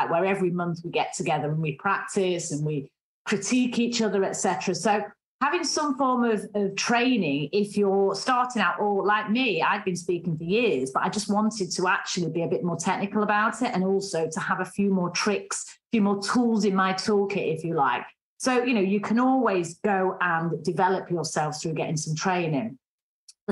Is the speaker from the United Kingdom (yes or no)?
yes; Manchester, North West England, United Kingdom; accent: strong Mancunian; I have a strong Mancunian accent